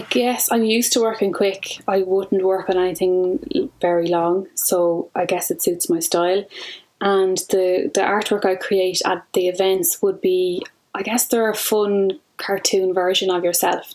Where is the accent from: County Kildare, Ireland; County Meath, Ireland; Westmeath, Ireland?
County Kildare, Ireland; I'm from Kildare